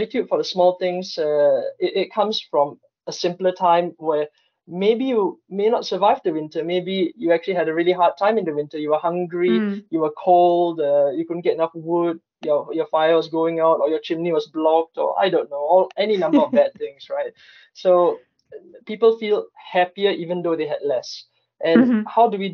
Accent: Singapore; now in Stockholm, Sweden; I come from Singapore

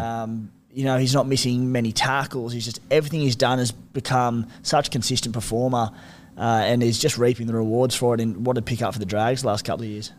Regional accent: Canberra, Australian Capital Territory, Australia; Us scrappers from the nation's capital

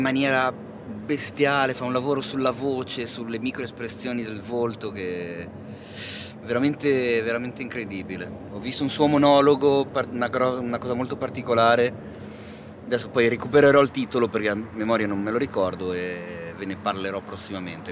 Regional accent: Milan, Lombardy, Italy; da milanese

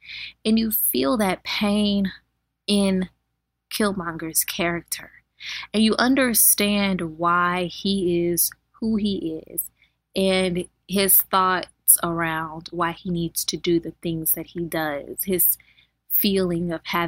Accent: United States; we are African American as we are born here in this country, and we have African ancestry. However, we have no roots in Africa, in that we don't know where we come from in Africa, and our families are generations removed from Africa.

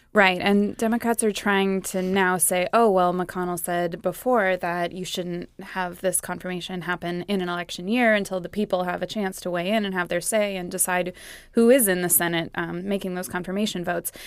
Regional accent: California, United States; moved away; my home state, California

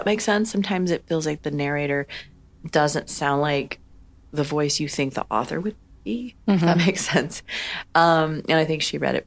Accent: Denver, Colorado, United States; I grew up in Denver, born and raised

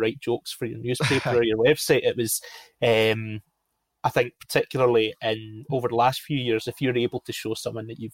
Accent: Glasgow, Scotland, United Kingdom; I grew up in Glasgow, and football was a really big part of my life just from an early age.

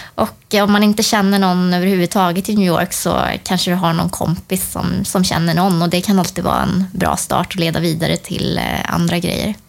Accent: Sweden; som svensk

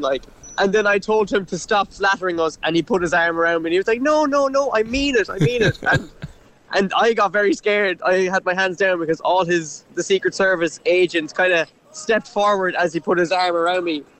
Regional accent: Cork, Munster, Ireland; I'm from Cork

